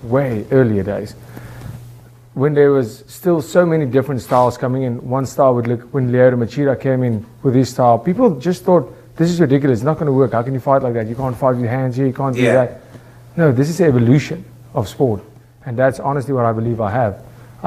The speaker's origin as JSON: {"language": "English", "country": "South Africa", "said": "I'm from South Africa"}